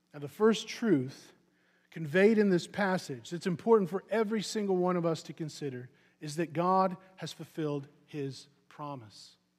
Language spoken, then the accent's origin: English; Missouri, United States; I'm from Missouri, so you, we have a very rich baseball heritage in Missouri